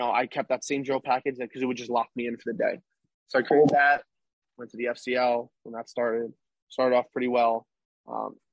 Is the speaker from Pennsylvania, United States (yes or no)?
yes; Philadelphia, Pennsylvania, United States; I'm from Philly